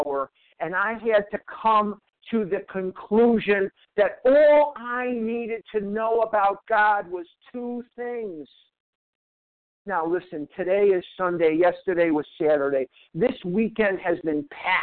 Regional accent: Chicago, Illinois, United States; now in Arizona, United States; I'm from Chicago.

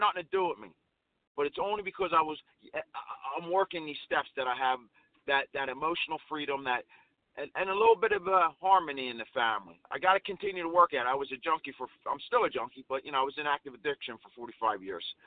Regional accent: Philadelphia, Pennsylvania, United States; I'm Sicilian from Philadelphia

